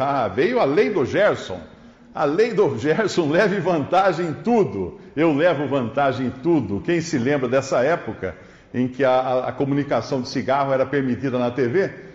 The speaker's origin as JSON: {"language": "Portuguese", "country": "Brazil", "said": "Nós somos brasileiros"}